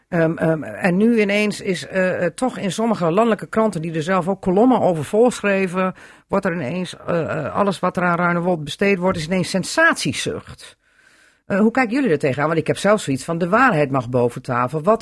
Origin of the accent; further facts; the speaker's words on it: Drenthe, Netherlands; Eh, ja, dan trekken wij ons als Drenten ook terug.